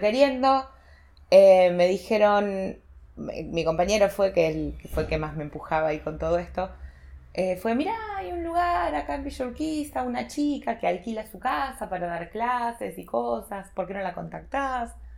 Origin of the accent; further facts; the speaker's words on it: Carmen, Argentina; moved away as an adult; now in Buenos Aires, Argentina; vine a vivir una pensión para estudiantes de mi pueblo, que era gente específicamente de Carmen